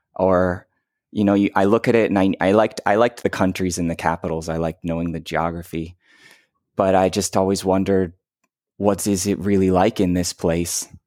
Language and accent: English; Detroit, Michigan, United States; moved away; I grew up in Detroit